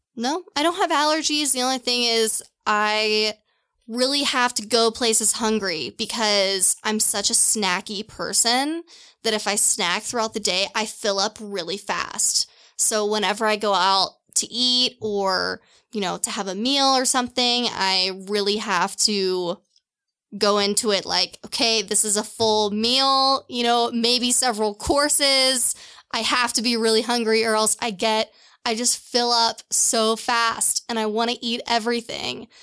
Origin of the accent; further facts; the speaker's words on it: Louisville, Kentucky, United States; moved away; also born or lived in Seattle / Portland; I grew up in Louisville, Kentucky.